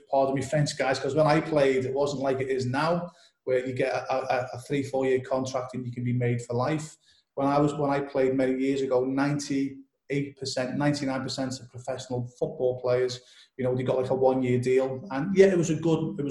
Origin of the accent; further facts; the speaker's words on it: Liverpool, North West England, United Kingdom; I'm originally from Liverpool in the UK, England.